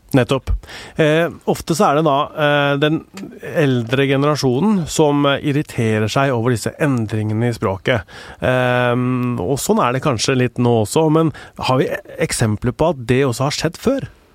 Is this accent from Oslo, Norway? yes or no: yes; Oslo, Norway; jeg er fra Stovner.